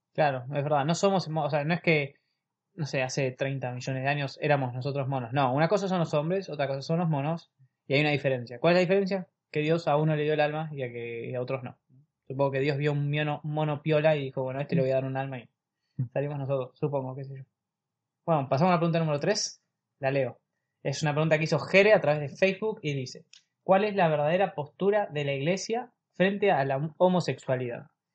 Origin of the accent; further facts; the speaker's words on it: La Plata, Buenos Aires Province, Argentina; somos de La Plata, de la diócesis de La Plata, provincia de Buenos Aires, en Argentina.